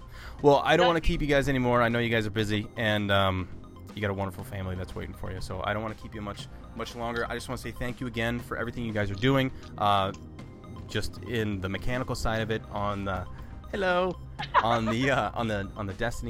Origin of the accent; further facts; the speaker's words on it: Ohio, United States; also born or lived in North Carolina / Seattle; I was born in North Carolina. My family, I was born on a military base down there. And then family moved to Ohio. I was here for a while. And then I moved to Seattle and lived there for about a year.